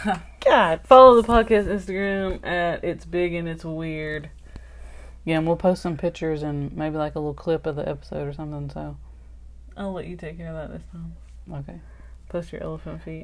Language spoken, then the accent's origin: English; Alabama, United States; we are from Alabama